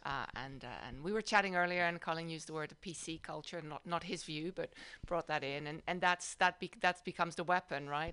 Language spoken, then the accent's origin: English; Amsterdam, North Holland, Netherlands; also born or lived in Madison, Wisconsin / South Bay, California; now in San Francisco Bay Area, United States; I grew up in the Netherlands, in uh, in Amsterdam